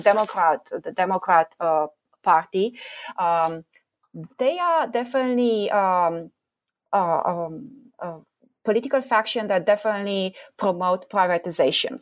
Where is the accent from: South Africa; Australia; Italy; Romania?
Romania; I grew up in Romania